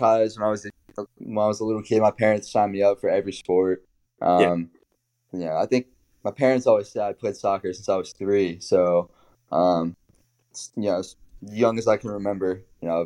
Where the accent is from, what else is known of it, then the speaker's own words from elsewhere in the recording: Hollywood, Maryland, United States; moved away as an adult; also born or lived in Virginia Beach, Virginia / Little Rock, Arkansas; now in Williamsburg, United States; I'm from Hollywood, Maryland, which is down south, southern Maryland, hour south of D.C., very small area